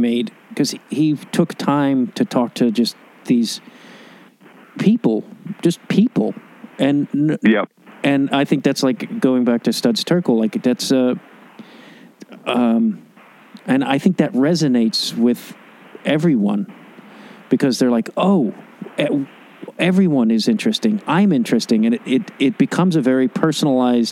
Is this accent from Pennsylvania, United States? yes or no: no; Chicago, Illinois, United States; moved away as an adult; also born or lived in New York; now in Los Angeles, United States; my hometown